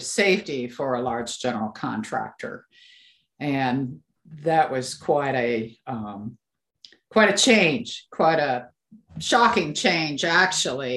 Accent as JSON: {"language": "English", "region": "Pacific Northwest", "country": "United States", "also_born_or_lived": "eastern Washington", "said": "I'm from the Pacific Northwest"}